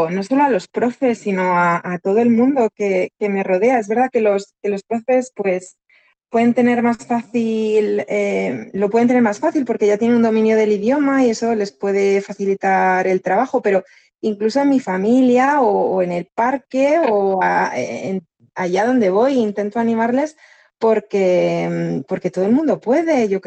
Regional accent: England, United Kingdom; Spanish is a second language; O sea, ellos saben que yo soy inglés y su padre español.

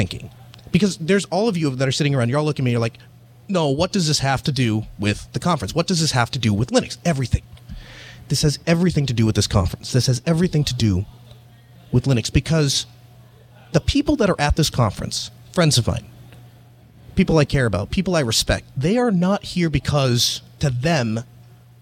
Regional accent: North Dakota, United States; I'm from North Dakota

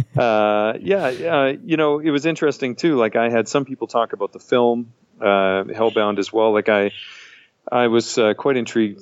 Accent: Canada; I'm a Canadian

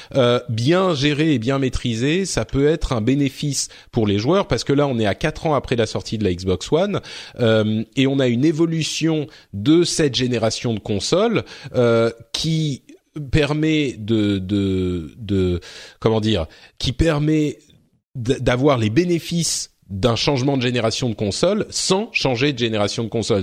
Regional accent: France; chez nous en France

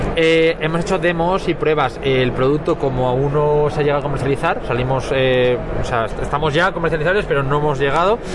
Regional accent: Valencia, Valencian Community, Spain; nosotros somos de Valencia nacimos allí en Valencia, tenemos playa

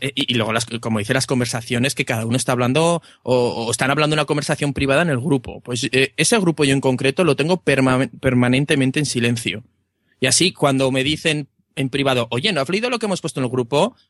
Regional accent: Aragon, Spain; un pueblo cerrado de, de Aragón

